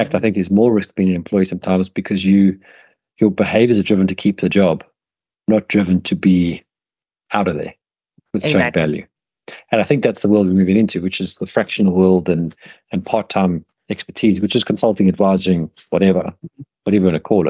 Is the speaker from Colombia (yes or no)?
no; South Africa; moved away as an adult; also born or lived in United Kingdom; when I was growing up in South Africa